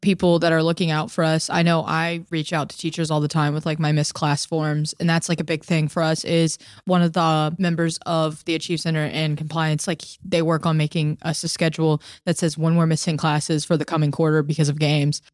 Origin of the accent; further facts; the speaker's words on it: Georgia, United States; moved away as an adult; now in Philadelphia, United States; I'm from Georgia, so, like, it was a fifteen-hour car ride from home